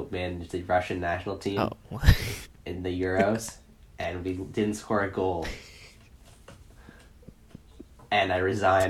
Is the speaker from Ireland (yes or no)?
no; Canada; Just being Canadian